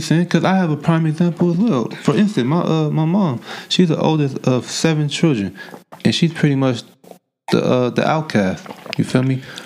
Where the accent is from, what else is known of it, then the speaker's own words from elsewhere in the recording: Oakland, California, United States; Growing up in Oakland